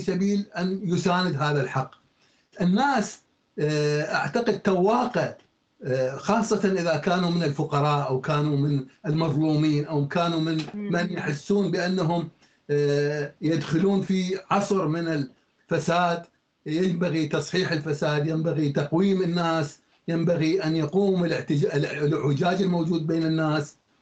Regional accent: Iraq; عندنا في العراق

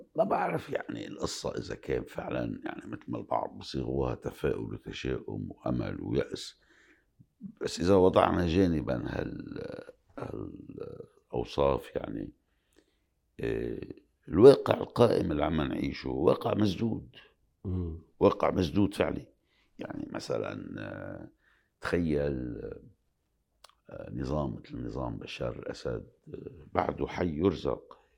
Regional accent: Lebanon; بلبنان تحديداً أنا كلبناني، آه، عم عيش شخصياً كمان

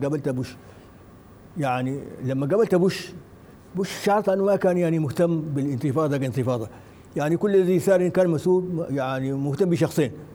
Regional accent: Sudan; ونحن كسودانيين

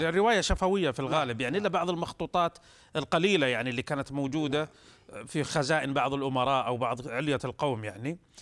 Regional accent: Saudi Arabia; احنا كسعوديين

